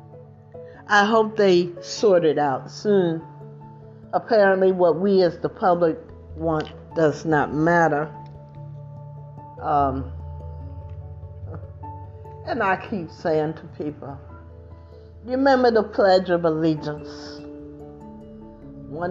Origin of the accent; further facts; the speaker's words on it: United States; now in California, United States; the country that I grew up